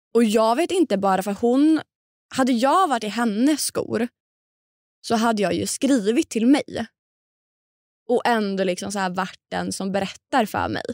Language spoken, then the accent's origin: Swedish; Linköping, Östergötland, Sweden; moved away; vi umgås ändå i samma kretsar hemma i Linköping